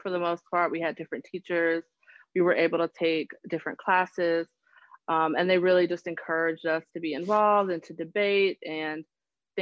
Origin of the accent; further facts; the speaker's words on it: Charlotte, North Carolina, United States; I am actually born and raised in Charlotte